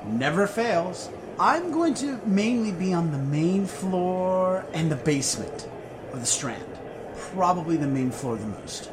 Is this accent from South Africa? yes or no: no; United States